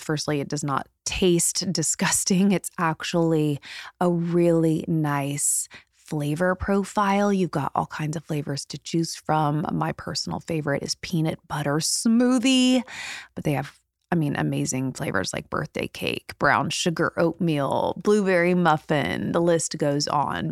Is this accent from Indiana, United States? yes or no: yes; Indiana, United States; moved away as an adult; now in Los Angeles, United States; I'm from Indiana